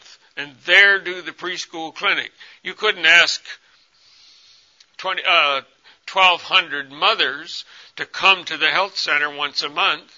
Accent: United States; moved away as an adult; also born or lived in Congo; I'm a white man, I'm from America

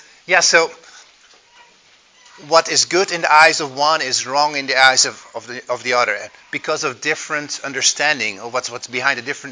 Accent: Belgium; English is a second language; also born or lived in Netherlands; If you hear an accent, that's because I grew up in Europe, in Belgium and Holland.

